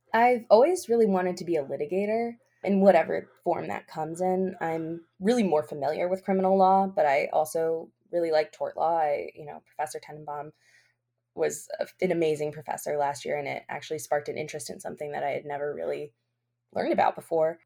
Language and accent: English; Albany, New York, United States; I grew up here in Albany. I was born in Albany